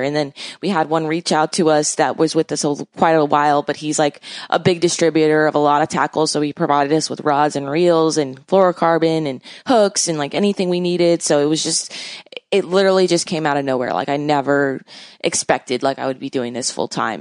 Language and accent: English; Miami, Florida, United States; I basically grew up in Miami